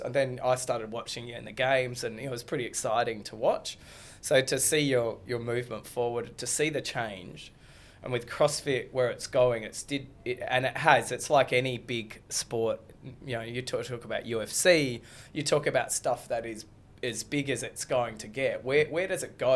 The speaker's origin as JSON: {"language": "English", "country": "Australia", "said": "I'm an Aussie kid"}